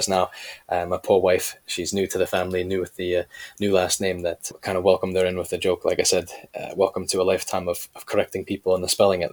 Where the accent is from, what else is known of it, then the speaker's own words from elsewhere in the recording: Canada; moved away as an adult; also born or lived in United Kingdom / Germany / China; I'm originally from Canada, left to Great Britain, and not long after, joined the British Army